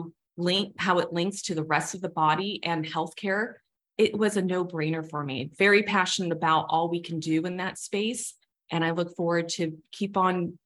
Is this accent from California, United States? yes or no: yes; Southern California, United States; also born or lived in Chicago; I'm born and raised in Southern California